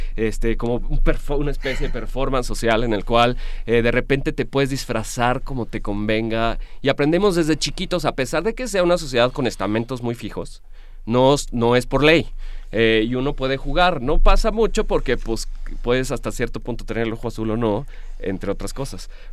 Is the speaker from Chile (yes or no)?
no; Querétaro, Mexico; soy cretano